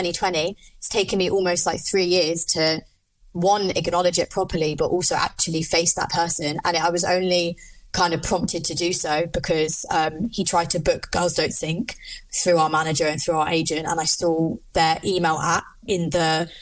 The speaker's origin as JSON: {"language": "English", "region": "London", "country": "United Kingdom", "moved": "yes", "lives_now": "Liverpool, United Kingdom", "said": "I live in Liverpool. I'm originally from London"}